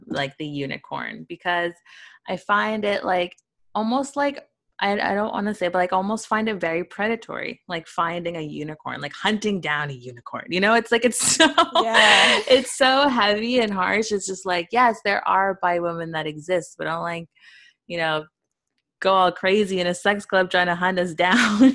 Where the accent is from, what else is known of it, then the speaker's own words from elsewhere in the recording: Toronto, Ontario, Canada; I'm from a not a small town. I'm from a big town, Toronto